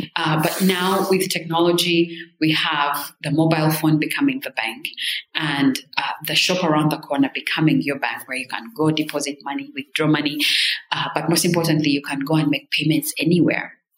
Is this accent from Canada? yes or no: no; Rwanda; moved away; I'm from Rwanda